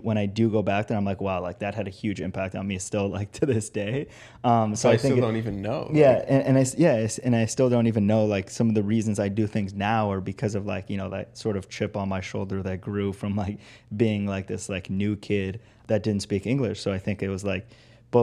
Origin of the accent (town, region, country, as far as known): Los Angeles, California, United States; born or raised there; English is a second language; also born or lived in Italy / Iran (ancestry)